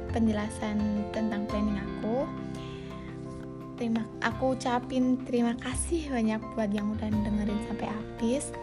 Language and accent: Indonesian; Central Lampung, Lampung, Indonesia; Asal aku dari Lampung Tengah.